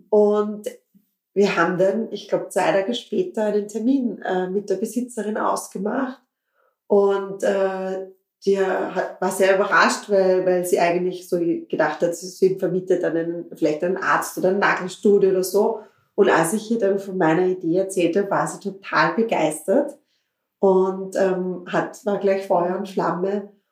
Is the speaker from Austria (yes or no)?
yes; Klosterneuburg, Lower Austria, Austria; ich komme aus Klosterneuburg, ich habe recherchiert, so in Richtung Thulen gibt es eigentlich noch, ähm, noch keine Brautbodengeschäfte.